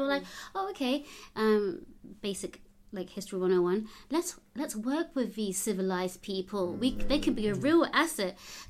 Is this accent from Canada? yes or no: no; Buganda, Uganda; English is a second language; Ugandan. I'm Ugandan, mm-hmm. And I come from Buganda Kingdom.